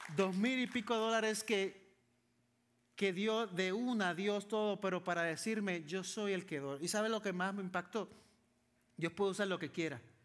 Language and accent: Spanish; San Juan, Puerto Rico; Yo soy de Puerto Rico Vivo, crecí, nací en San Juan, Puerto Rico, la capital.